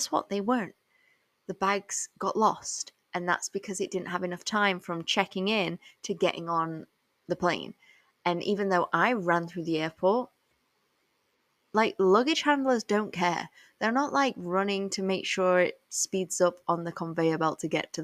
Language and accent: English; England, United Kingdom; I was born and raised in England